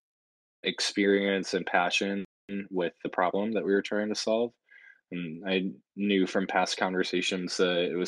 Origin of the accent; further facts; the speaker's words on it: St. Louis, Missouri, United States; moved away as an adult; also born or lived in Cincinnati; I grew up in St. Louis and was born and raised in the Midwest